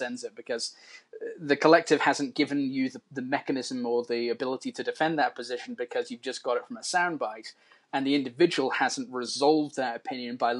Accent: Birmingham, West Midlands, United Kingdom; I grew up in Moseley in Birmingham

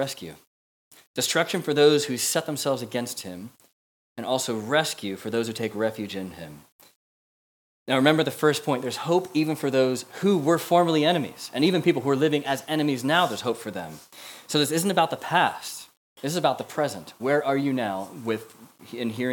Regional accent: United States; moved away as an adult; now in Manchester, United Kingdom; as an American living here

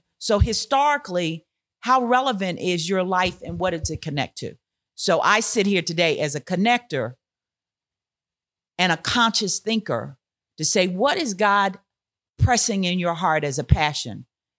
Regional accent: Philadelphia, Pennsylvania, United States; moved away as an adult; also born or lived in Houston, Texas / Allentown, Pennsylvania; I grew up in Philadelphia.

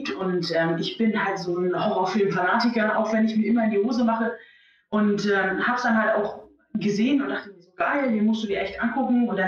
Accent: East Frisia, Lower Saxony, Germany

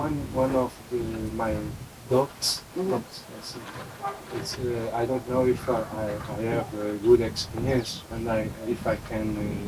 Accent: Alcobaça, Leiria District, Portugal; But I am from Alcobaça. It's on the north of Lisbon, and 100 kilometers.

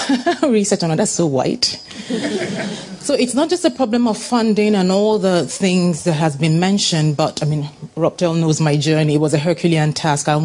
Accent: Nigeria; I'm Nigerian.

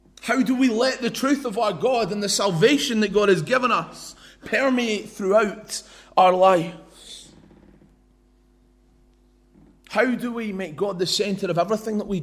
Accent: London, United Kingdom; I was born in East London

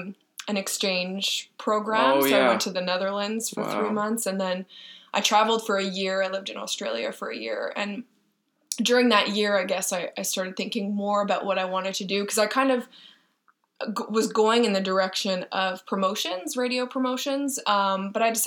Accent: Montreal, Quebec, Canada; also born or lived in Toronto; hired at CJD 800 in my hometown

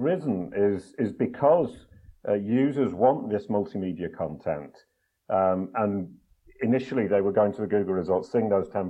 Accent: England, United Kingdom; Actually English.

